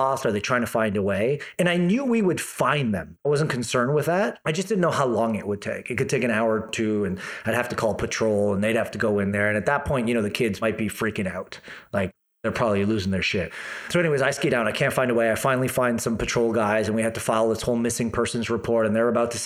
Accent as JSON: {"language": "English", "town": "Toronto", "region": "Ontario", "country": "Canada", "moved": "as an adult", "lives_now": "Kelowna, Canada", "said": "I come from Toronto."}